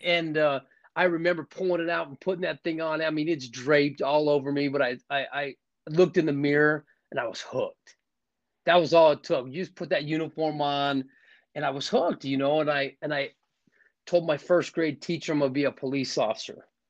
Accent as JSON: {"language": "English", "town": "Scottsdale", "region": "Arizona", "country": "United States", "tie": "born or raised there", "said": "I'm from Scottsdale, Arizona. Was raised in a in a in a good family"}